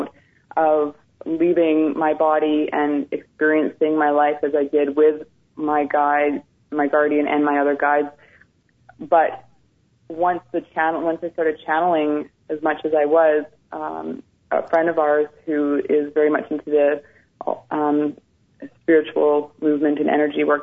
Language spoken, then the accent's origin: English; Ontario, Canada; also born or lived in British Columbia; when I was a young child, we moved from British Columbia to Ontario